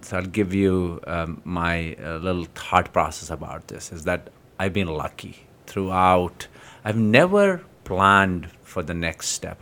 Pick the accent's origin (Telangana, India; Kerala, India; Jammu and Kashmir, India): Jammu and Kashmir, India; moved away; So, in Kashmir, I grew up in Kashmir